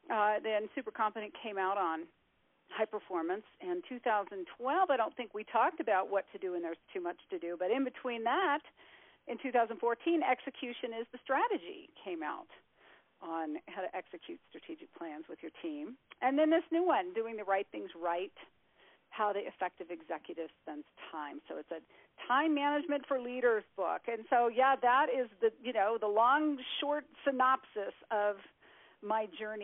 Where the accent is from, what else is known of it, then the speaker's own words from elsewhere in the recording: Colorado Springs, Colorado, United States; My father is a retired colonel, and I grew up on the Air Force Academy in Colorado Springs